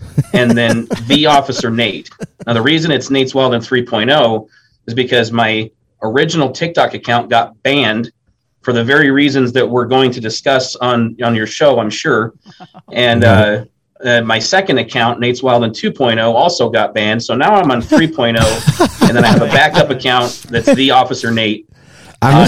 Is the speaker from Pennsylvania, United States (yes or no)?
no; Twin Falls, Idaho, United States; I was born and raised in Twin Falls, Idaho